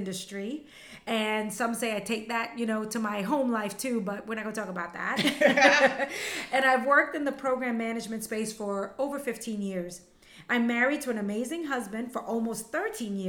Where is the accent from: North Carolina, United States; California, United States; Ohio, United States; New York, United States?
New York, United States; New York City; first language Spanish; English is a second language; also born or lived in Costa Rica; I was born in Costa Rica and emigrated to the U.S. when I was a little girl. I grew up in Bed-Stuy and Bushwick, Brooklyn